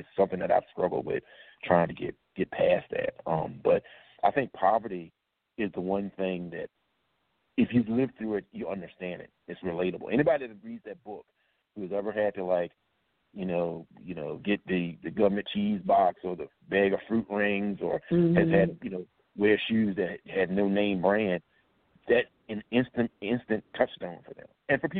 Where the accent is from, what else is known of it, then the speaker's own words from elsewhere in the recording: the South, United States; I used to hunt growing up. I'm from the South. I'm from a rural area.